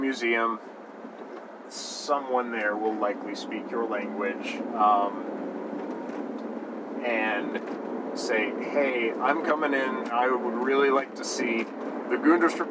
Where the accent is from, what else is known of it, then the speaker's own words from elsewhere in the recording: Midwest, United States; We're from the Midwest